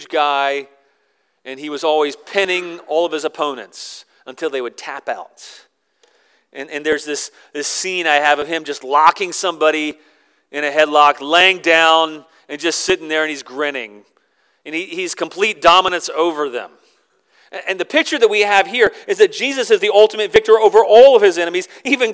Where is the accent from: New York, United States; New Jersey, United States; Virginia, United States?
Virginia, United States; I grew up in Virginia